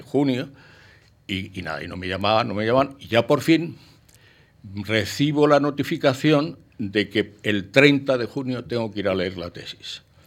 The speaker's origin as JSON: {"language": "Spanish", "country": "Spain", "tie": "born or raised there", "also_born_or_lived": "Paris, France / Boston, United States", "said": "naturalmente soy español y viví en España hasta los 23 años"}